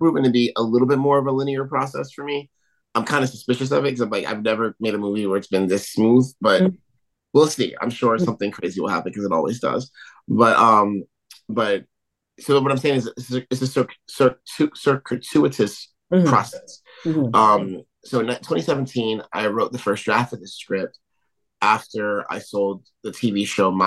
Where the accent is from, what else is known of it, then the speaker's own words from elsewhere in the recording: New York, United States; I'm from New York.